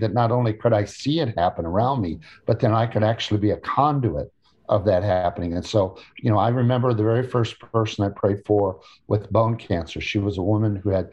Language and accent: English; Illinois, United States; So I grew up in Illinois among cornfields and soybean fields.